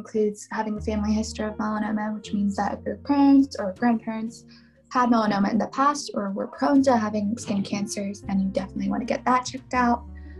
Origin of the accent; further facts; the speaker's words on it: India; So I'm Indian, and that means that in India, they receive quite a lot of sunlight